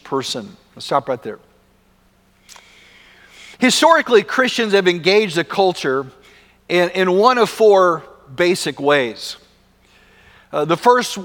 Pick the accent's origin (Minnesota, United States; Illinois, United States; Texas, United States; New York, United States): Texas, United States; West; growing up in West Texas